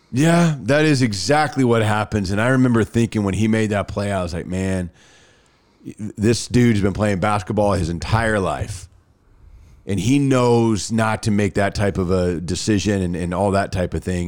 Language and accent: English; Dallas, Texas, United States; moved away as an adult; now in Birmingham, United States; I'm from Dallas. I grew up there